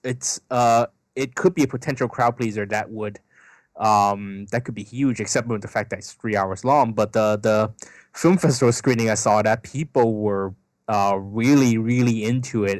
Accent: Bay Area, California, United States; I come from the Bay Area, so, um, in Silicon Valley, there are a lot of Indians

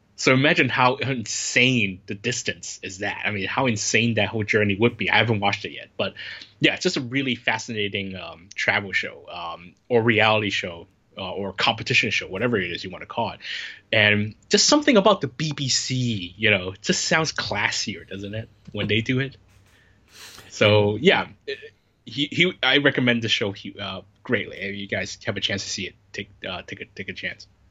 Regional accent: United States; moved away as an adult; now in Hong Kong; I'm qualified as an Asian person, an American person in Asia, or as Asian American

